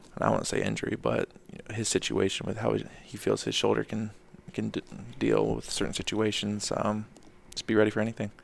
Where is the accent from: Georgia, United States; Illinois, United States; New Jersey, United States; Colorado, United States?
Georgia, United States; Atlanta; moved away as an adult; also born or lived in Minnesota / Houston / Boston; now in Charlotte, United States; growing up in Atlanta